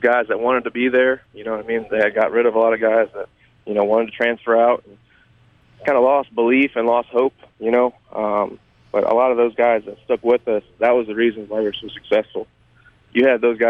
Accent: Louisiana, United States; my home team, my home state.

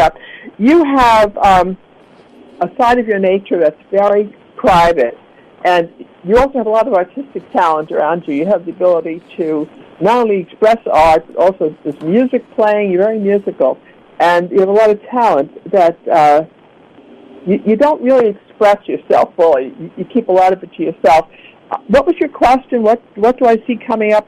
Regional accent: New York City, New York, United States; now in Florida, United States; I grew up in Brooklyn, New York, where you never saw sun

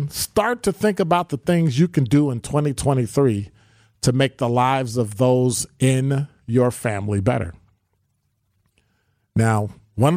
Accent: Chicago, Illinois, United States; now in Milwaukee, United States; growing up in Chicago

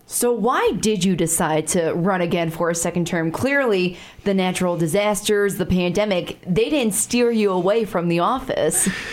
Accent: Chicago, Illinois, United States; now in Sioux Falls, United States; I'm from a bigger city. I'm from Chicago

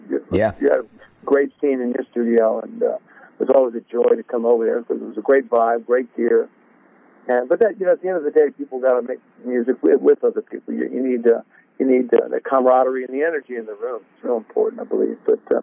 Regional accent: Oregon, United States; also born or lived in Sacramento; I was born in Sac, and then moved up to Southern Oregon. We had a cattle ranch up there.

